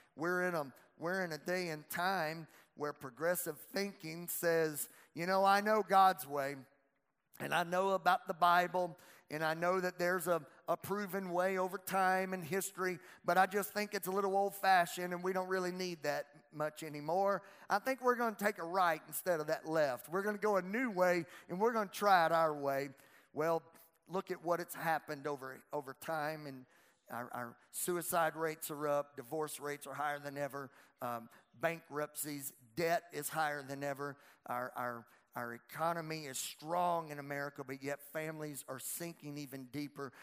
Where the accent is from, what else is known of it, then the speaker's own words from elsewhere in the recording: Louisiana, United States; I'm from Louisiana